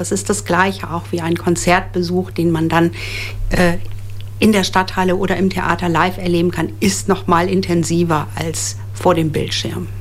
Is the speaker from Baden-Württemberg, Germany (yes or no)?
no; Osnabrück, Lower Saxony, Germany; Ich bin gebürtige Osnabrückerin